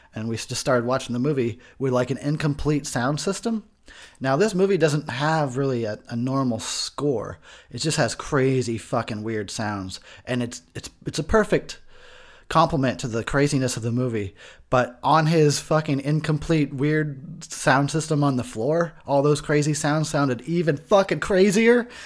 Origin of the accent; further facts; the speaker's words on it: Arizona, United States; also born or lived in Texas; I'm a Texas boy, born, not necessarily raised. I was raised in Arizona